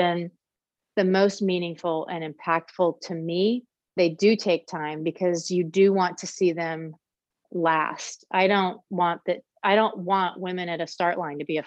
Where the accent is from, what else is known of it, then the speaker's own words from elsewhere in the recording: Emporia, Kansas, United States; my hometown of Emporia, Kansas